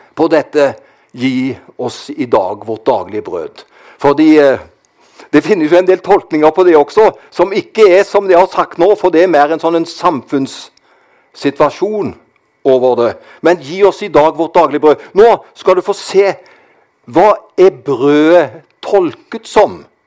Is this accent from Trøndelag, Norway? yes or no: no; Karmøy, Rogaland, Norway; Jeg kommer jo fra Karmøy. Der var det slik når jeg vokste opp